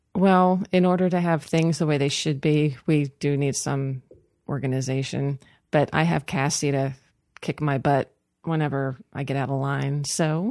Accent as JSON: {"language": "English", "town": "Cumberland", "region": "Maryland", "country": "United States", "tie": "born or raised there", "said": "I was born in Cumberland"}